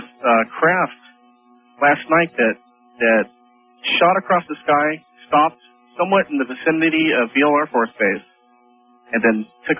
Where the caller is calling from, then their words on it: Grass Valley, California, United States; I'm calling you from Grass Valley, California.